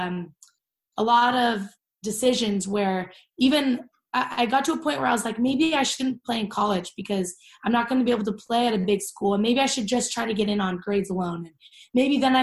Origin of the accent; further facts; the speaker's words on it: Orange County, California, United States; I grew up in Orange County, California.